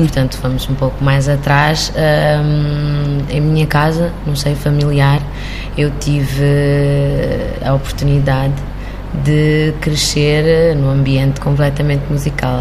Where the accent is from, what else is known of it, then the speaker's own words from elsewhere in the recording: Cape Verde; moved away as an adult; also born or lived in Havana, Cuba; now in Portugal; eu nasci em, em Havana, Cuba, eh, e cresci em Cabo Verde. E só, só crioula